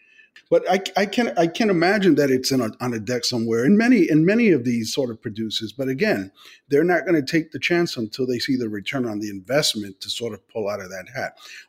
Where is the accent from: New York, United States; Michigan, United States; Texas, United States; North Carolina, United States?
New York, United States; New York City; I grew up in the South Bronx